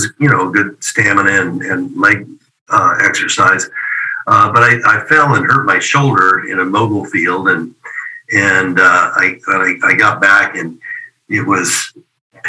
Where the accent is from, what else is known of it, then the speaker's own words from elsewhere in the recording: Oregon, United States; commercial gym in my hometown there in Oregon